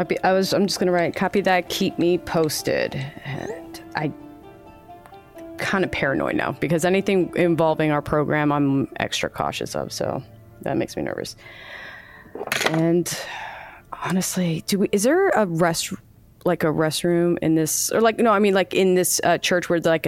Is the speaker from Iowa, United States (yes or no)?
no; Oceanside, California, United States; born there; Yeah, I was born in Oceanside. I was born at the Naval Base.